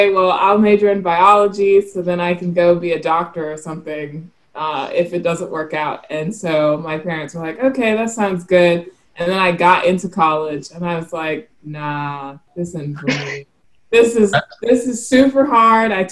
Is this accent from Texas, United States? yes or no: no; South Carolina, United States; also born or lived in Montgomery, Alabama; I was born in Montgomery, Alabama, but I say I'm from South Carolina because that's where I spent the most time. And um, my dad is from Myrtle Beach, South Carolina, so I grew up fishing with him.